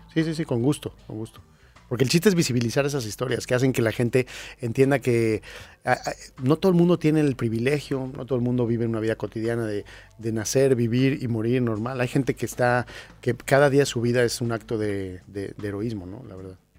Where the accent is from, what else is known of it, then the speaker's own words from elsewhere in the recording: Mexico; yo soy mexicano, pero no me considero más que un ciudadano del mundo